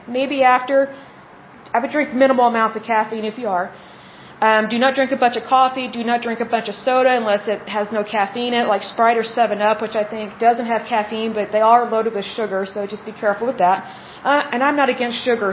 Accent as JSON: {"language": "English", "region": "Oklahoma", "country": "United States", "tie": "born or raised there", "said": "the way I was raised in Oklahoma"}